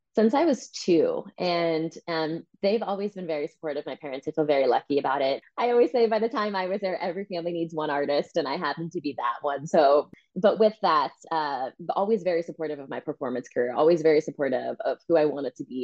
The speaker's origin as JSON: {"language": "English", "area": "New Jersey, New York", "region": "East Coast", "country": "United States", "tie": "born or raised there", "also_born_or_lived": "Santa Maria, California", "moved": "as an adult", "lives_now": "California, United States", "said": "I was born in California, actually, San Maria, California um, but grew up mostly on the East Coast in New Jersey, New York, went to college in New York"}